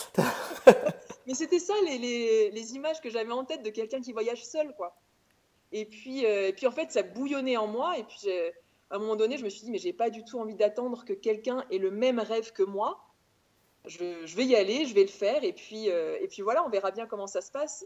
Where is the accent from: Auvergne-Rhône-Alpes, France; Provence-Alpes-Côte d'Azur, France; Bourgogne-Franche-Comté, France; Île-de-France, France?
Auvergne-Rhône-Alpes, France; moved away as an adult; also born or lived in Clermont-Ferrand / Paris; je viens d'Auvergne, j'ai grandi en Auvergne, j'ai fait mes études euh, en Auvergne, à Clermont-Ferrand.